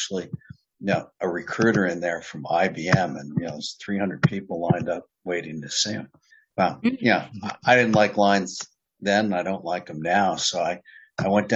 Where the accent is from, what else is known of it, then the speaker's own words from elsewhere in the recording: New York, United States; I'm from New York State as well